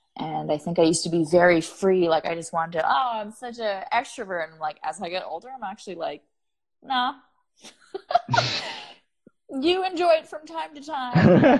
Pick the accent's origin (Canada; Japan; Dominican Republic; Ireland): Canada; as a Canadian